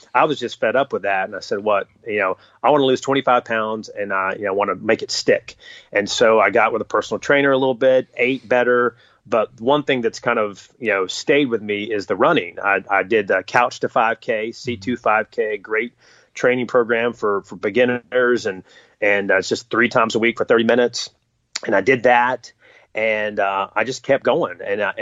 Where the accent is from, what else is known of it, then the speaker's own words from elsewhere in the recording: North Carolina, United States; I grew up in North Carolina